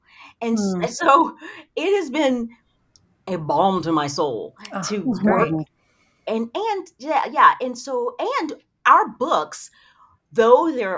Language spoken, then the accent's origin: English; the South, United States; But I grew up in the South.